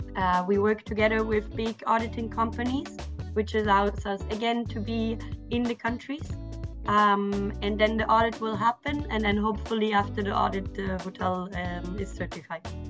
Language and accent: English; Austria; English is a second language; moved away; I'm originally from Austria